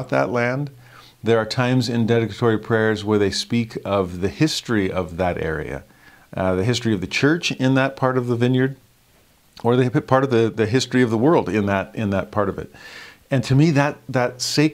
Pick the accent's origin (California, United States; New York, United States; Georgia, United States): California, United States; Southern; as a kid growing up in Southern California